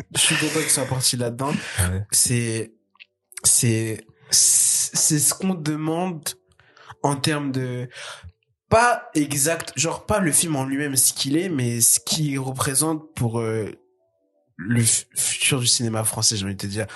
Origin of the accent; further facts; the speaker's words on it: France; Je suis français